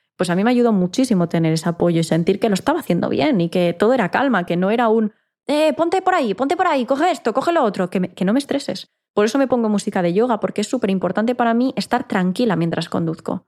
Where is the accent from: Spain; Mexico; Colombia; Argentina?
Spain; Ibiza, Balearic Islands; moved away as an adult; now in Barcelona, Spain; mi ciudad natal, que es Ibiza, es una isla pequeña